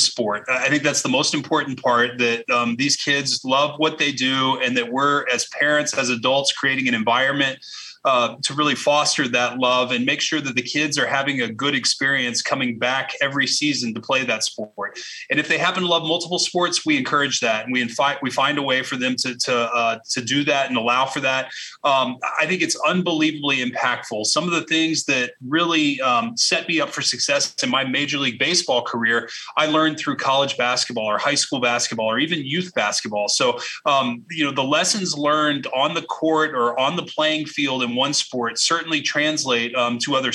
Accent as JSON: {"language": "English", "town": "Arlington", "region": "Texas", "country": "United States", "tie": "born or raised there", "said": "as a kid going to old Arlington Stadium and watching my childhood heroes"}